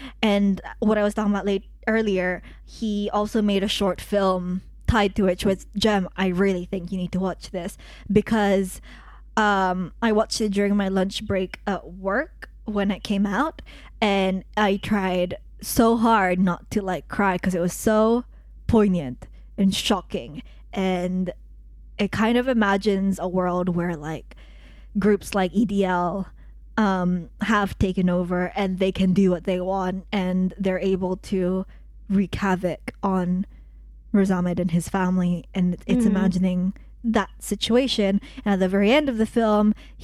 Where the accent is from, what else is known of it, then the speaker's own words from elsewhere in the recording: United Kingdom; I'm British